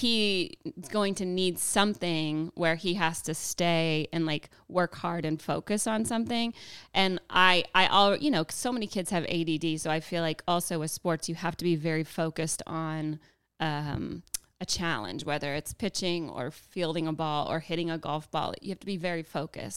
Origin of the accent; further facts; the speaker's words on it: Georgia, United States; moved away as an adult; also born or lived in Hayward, California / Livermore, California; I'm from Georgia